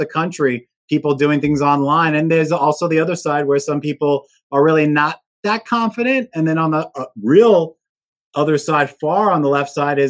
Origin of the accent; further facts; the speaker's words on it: New York, United States; I grew up in New York.